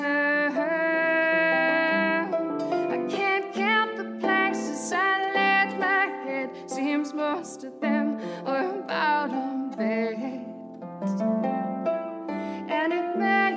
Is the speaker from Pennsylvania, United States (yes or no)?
yes; Philadelphia, Pennsylvania, United States; moved away as an adult; also born or lived in Berlin, Germany; I'm from Philadelphia first and then a farm outside of Philly.